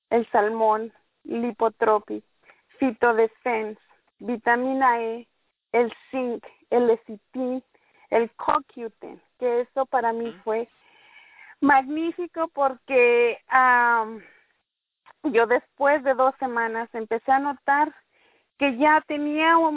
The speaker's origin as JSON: {"language": "Spanish", "town": "Merced", "region": "California", "country": "United States", "said": "me gusta que me llamen … por mi nombre corto. Soy de aquí de Merced, California"}